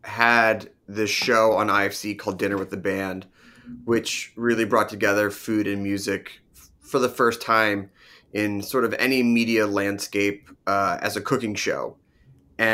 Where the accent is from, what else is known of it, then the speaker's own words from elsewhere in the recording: Philadelphia, Pennsylvania, United States; So we grew up in Philadelphia, born in Philadelphia, raised in Ballard-Kenwood on the Main Line.